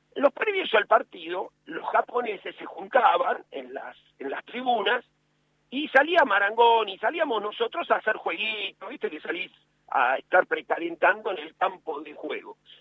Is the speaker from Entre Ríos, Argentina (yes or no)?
no; Buenos Aires, Argentina; yo nací en Lugano, eh, un barrio que, quiero mucho